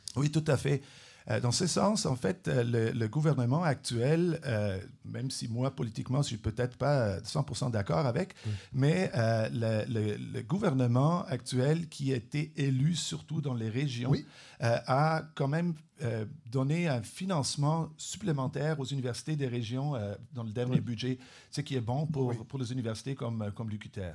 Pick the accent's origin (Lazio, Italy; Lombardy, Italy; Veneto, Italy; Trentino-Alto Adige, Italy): Trentino-Alto Adige, Italy; French is a second language; moved away as an adult; also born or lived in Switzerland / Vienna, Austria / Germany / Montreal, Canada; now in Trois-Rivières, Canada; Je suis né en Suisse, j'ai oh. grandi en Italie, dans le nord de l'Italie, une petite province euh, bilingue, majoritairement allemande.